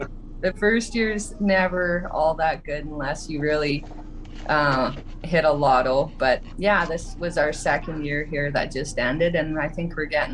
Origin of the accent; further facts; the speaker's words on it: Saskatchewan, Canada; also born or lived in British Columbia / Yukon; now in Alberta, Canada; I grew up in Saskatchewan, then I moved to BC. Now we spend like 7 months a year in the Yukon, and we're spending the winter here in Alberta